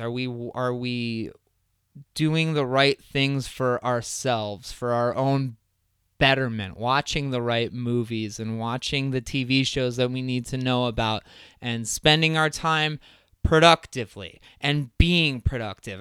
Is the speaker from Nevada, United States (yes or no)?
no; Crystal Lake, Illinois, United States; I'm from Crystal Lake